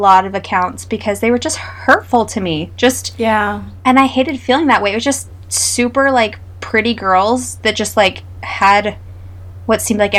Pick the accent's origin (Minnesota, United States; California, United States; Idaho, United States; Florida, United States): Idaho, United States; we're from Idaho.